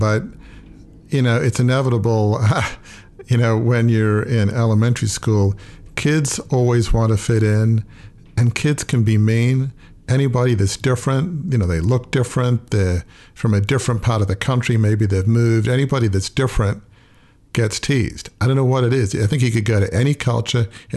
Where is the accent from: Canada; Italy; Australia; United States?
Australia; I grew up in Australia, so we kind of play cricket